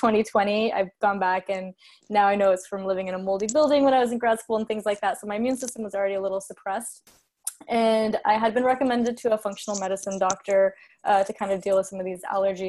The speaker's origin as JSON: {"language": "English", "region": "California", "country": "United States", "tie": "born or raised there", "said": "I'm from California, lived on the West Coast my whole life"}